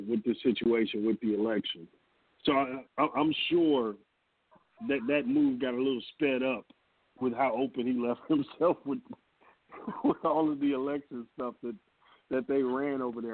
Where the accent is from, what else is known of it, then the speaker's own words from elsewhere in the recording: United States; as Americans in total